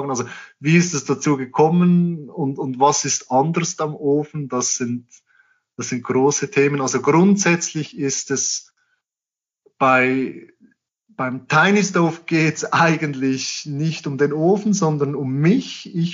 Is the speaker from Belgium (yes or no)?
no; Switzerland; für uns als, als Schweizer und ich glaube allgemein als Europäer ist die Panamericana halt sehr angenehm.